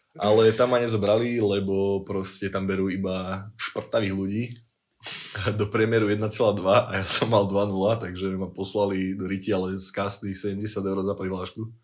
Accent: Liptovská Teplá, Žilina Region, Slovakia; moved away; pochádzam áno z Liptovskej hod, je Liptovská teplá, stred vesmíru a vlastne všetkého najväčšia metropola Liptova, blízko Ružomberka

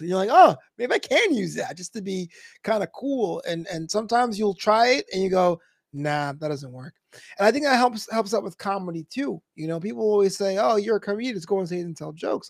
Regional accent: New York City, New York, United States; I'm a brother from Brooklyn

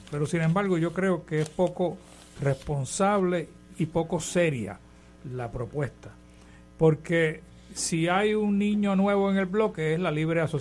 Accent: Puerto Rico; Por allá de donde yo soy.

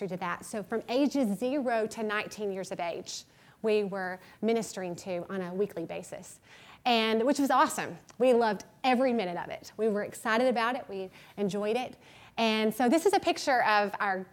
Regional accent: Boaz, Alabama, United States; moved away as an adult; now in San Francisco, United States; My husband, Matt, and I, we came from Alabama, a small town called Boaz, Alabama, and it's very, very small, and we were serving in ministry there, and we have been raised in the South our whole lives.

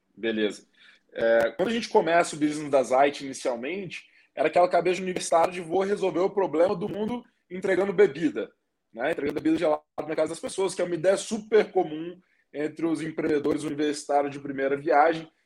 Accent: Espírito Santo, Brazil; eu sou lá do Espírito Santo, tenho vinte e nove anos hoje

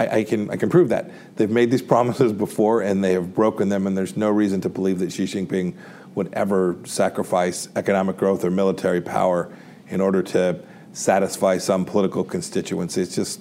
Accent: Kansas, United States; So I'm from Kansas, an energy producing state.

